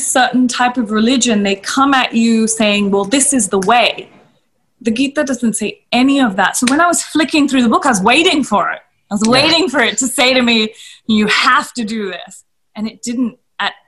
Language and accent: English; Australia; moved away as an adult; now in India; when I was in Australia, I didn't really maybe acknowledge the fact that I was Indian so much because I was raised in such a Western community